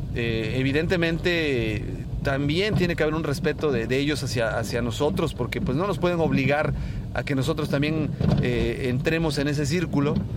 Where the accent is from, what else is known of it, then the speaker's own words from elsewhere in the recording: Mexico; los que somos mexicanos